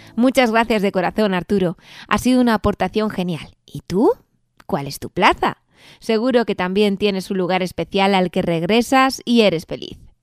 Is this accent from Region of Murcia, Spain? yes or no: no; Ciudad Rodrigo, Castile and León, Spain; nosotros que somos de Ciudad Rodrigo